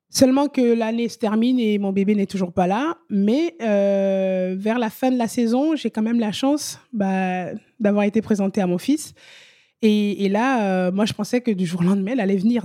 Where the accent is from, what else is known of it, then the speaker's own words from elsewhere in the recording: Benin; also born or lived in Italy; now in France; je suis vraiment originaire de la région des Amazones.